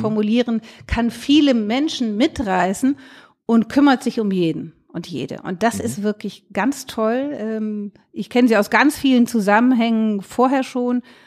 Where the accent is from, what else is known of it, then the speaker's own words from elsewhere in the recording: Rhineland, Germany; ich komme auch aus dem Rheinland